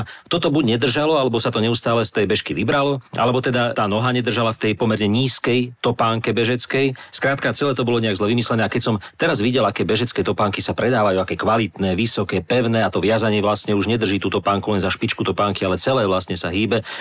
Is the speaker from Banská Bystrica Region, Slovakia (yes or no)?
yes; Zvolen, Banská Bystrica Region, Slovakia; ale keď ste spomenuli ten zvolenský štádion, tiež som vyrastal vo Zvolenia.